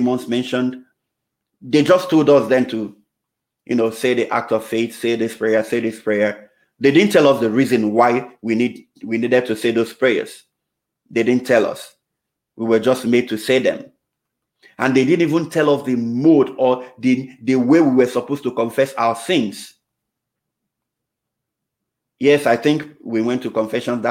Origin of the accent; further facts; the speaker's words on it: Nigeria; moved away; I was still in the Novus Ordo Parish way back in my home country, Nigeria. I was just about 8 years then